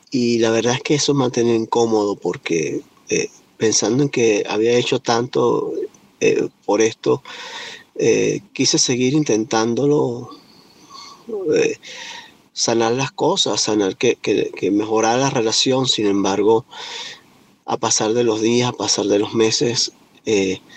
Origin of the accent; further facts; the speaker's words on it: Venezuela; now in United States; vengo de Venezuela, me encuentro ahora viviendo en los Estados Unidos.